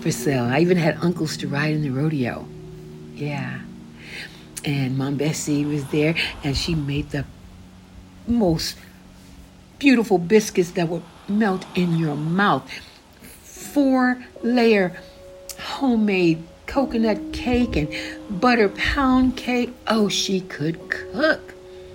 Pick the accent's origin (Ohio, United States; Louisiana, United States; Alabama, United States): Louisiana, United States; Many; moved away; I was born in Manny